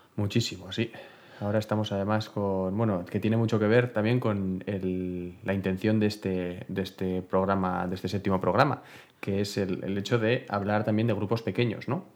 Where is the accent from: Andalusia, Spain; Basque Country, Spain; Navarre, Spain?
Navarre, Spain; Bera; mi pueblo, de Vera, de Vida de Vidasoa